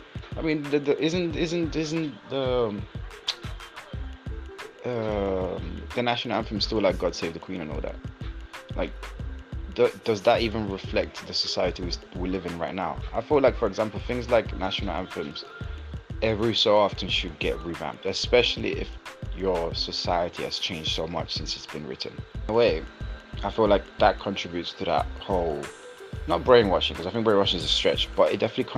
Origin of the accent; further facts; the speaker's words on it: Italy; I come from Italy